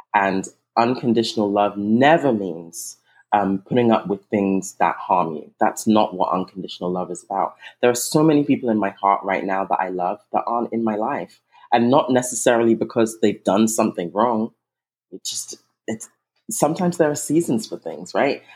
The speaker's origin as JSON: {"language": "English", "region": "England", "country": "United Kingdom", "tie": "born or raised there", "also_born_or_lived": "Nigeria", "moved": "yes", "said": "I'm originally Nigerian. I was raised in England, but I'm originally Nigerian."}